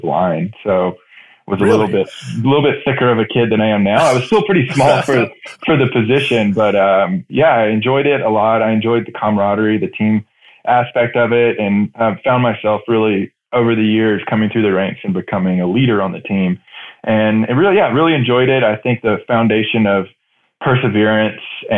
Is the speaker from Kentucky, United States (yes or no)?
no; Northeast Georgia, United States; moved away; also born or lived in Dallas, Texas / Alaska / Virgin Islands / Austin, Texas; I grew up in Northeast Georgia, foothills of the Appalachians.